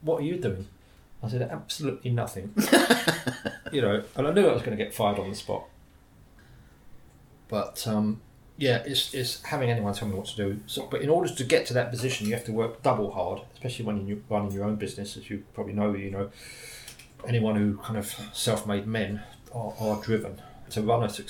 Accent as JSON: {"language": "English", "region": "London", "country": "United Kingdom", "also_born_or_lived": "St. Ives", "said": "I'm a Londoner"}